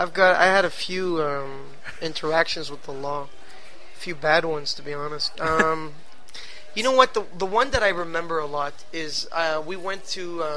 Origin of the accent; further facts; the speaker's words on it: Ghana; also born or lived in Quebec, Canada; now in Canada; I grew up in Africa. In Ghana.